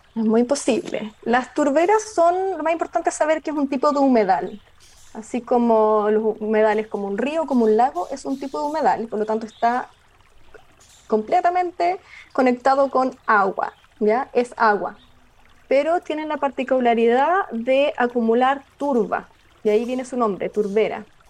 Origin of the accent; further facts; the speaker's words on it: Osorno, Los Lagos, Chile; soy nacida y criada en Osorno, en la región de los lagos